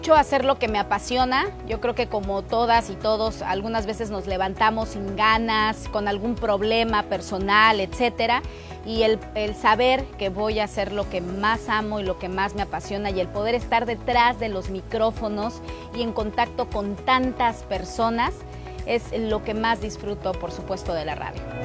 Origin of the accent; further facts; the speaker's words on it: Mexico City, Mexico; nací en la Ciudad de México